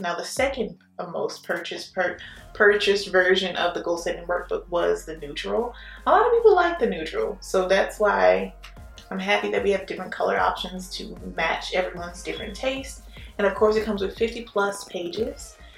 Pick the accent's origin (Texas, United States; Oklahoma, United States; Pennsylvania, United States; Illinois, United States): Texas, United States; Houston; also born or lived in New Orleans, Louisiana; now in Baton Rouge, United States; I'm actually from Texas, Houston originally. But yeah, born in New Orleans, but definitely I claim Texas for sure.